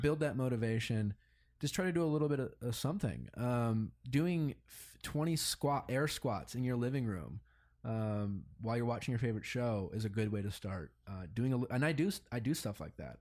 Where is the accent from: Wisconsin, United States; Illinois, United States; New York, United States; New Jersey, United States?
Wisconsin, United States; Milwaukee; moved away; growing up in Milwaukee